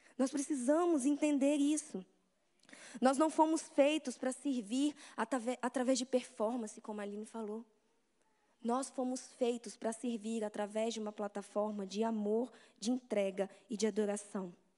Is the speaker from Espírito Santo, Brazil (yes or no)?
yes; Vitória, Espírito Santo, Brazil; eu sou de Vitória, no Espírito Santo